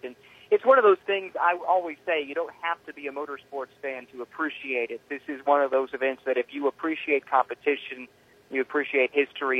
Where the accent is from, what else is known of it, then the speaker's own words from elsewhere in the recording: Indianapolis, Indiana, United States; growing up in Indianapolis, um, going to this race as a kid